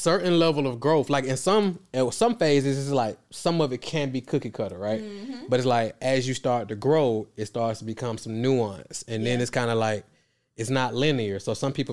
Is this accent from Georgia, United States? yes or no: yes; Atlanta, Georgia, United States; I'm from Atlanta. I dropped out of high school in 10th grade